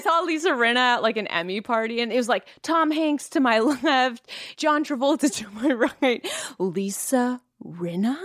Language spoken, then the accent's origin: English; Langley, British Columbia, Canada; I am from Langley.